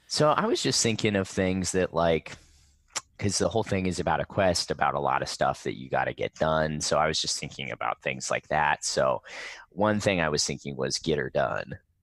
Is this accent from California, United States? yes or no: yes; Riverside, California, United States; I grew up in Riverside, and there's, like, a pretty strong skate community here